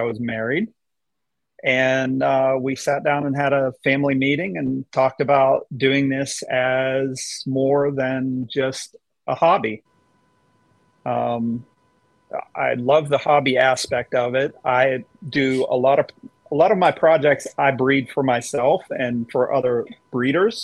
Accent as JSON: {"language": "English", "region": "Western Pennsylvania", "country": "United States", "tie": "born or raised there", "said": "I grew up in Western Pennsylvania"}